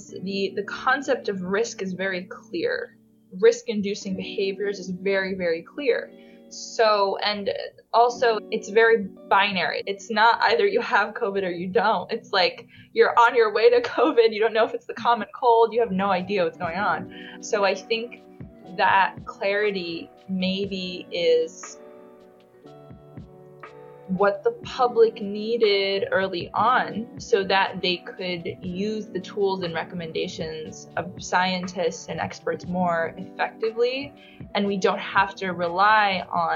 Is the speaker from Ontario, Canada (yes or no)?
yes; Toronto, Ontario, Canada; I'm from Toronto